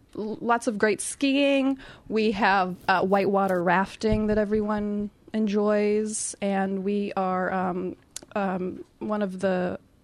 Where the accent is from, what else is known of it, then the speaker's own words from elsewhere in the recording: West Virginia, United States; Okay, I'm from West Virginia in the U.S.